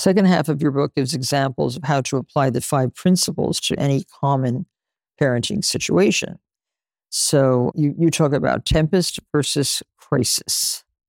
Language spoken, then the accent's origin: English; Nutley, New Jersey, United States; I grew up in Nutley, New Jersey, with six kids in my family